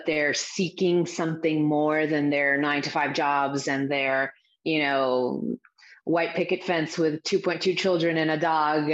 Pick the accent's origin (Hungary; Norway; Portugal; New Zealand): Portugal; Azores; now in United States; I grew up in the Azores Islands. My parents are Portuguese, but they're from the Azores Islands, which are these remote islands in the middle of the Atlantic, but they belong to Portugal. So I grew up there. I was born in the U.S., but I grew up there.